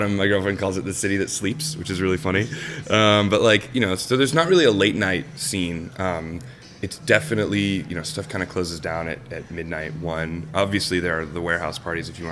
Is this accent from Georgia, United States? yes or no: yes; Savannah, Georgia, United States; now in Chicago, United States; I'm from Savannah, Georgia